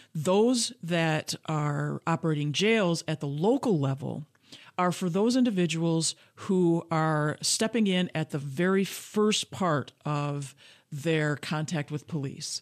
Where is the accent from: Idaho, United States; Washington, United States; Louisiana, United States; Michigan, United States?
Michigan, United States; Grand Rapids; I was born and raised in Grand Rapids, Michigan